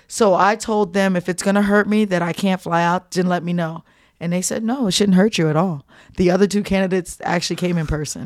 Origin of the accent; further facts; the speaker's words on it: New Jersey, United States; moved away; I'm from Jersey